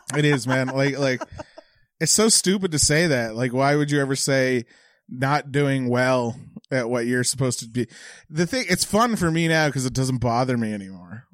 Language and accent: English; Bridgewater, Nova Scotia, Canada; in Bridgewater where I'm from